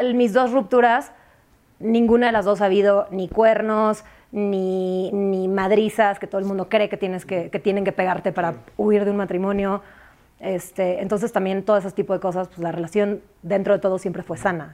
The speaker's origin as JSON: {"language": "Spanish", "town": "San Antonio", "region": "Texas", "country": "United States", "tie": "born or raised there", "also_born_or_lived": "Mexico City, Mexico", "moved": "yes", "said": "aunque soy del DF, crecí en San Antonio y estoy rodeada de mucha gente de provincia"}